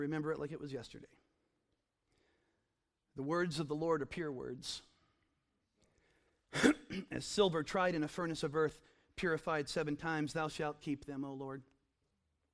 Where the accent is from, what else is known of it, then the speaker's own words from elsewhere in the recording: the Ozarks, United States; I grew up in the Ozarks